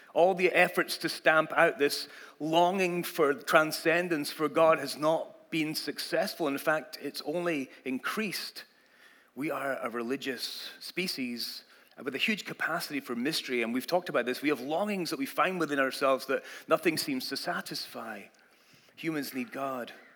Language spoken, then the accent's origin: English; Scotland, United Kingdom; moved away as an adult; now in United States; I grew up in Scotland and that was the language you learned